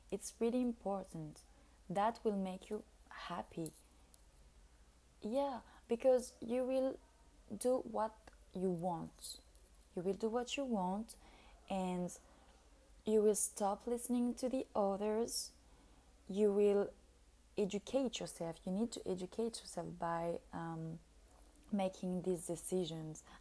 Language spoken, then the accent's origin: English; France; now in Italy; We are, so I came from France and I'm living in Italy